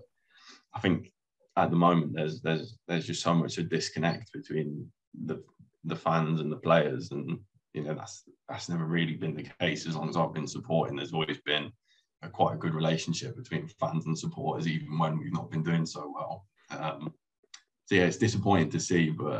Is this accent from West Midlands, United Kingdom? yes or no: yes; Coventry, West Midlands, United Kingdom; I live in Coventry now. I lived in Coventry all my life